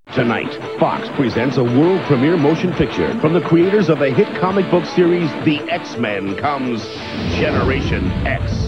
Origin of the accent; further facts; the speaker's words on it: Australia; we're very generically Australian